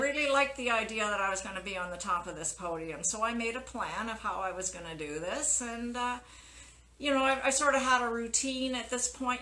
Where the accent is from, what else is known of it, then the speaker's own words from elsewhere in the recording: Winnipeg, Manitoba, Canada; moved away; I was born and brought up in Winnipeg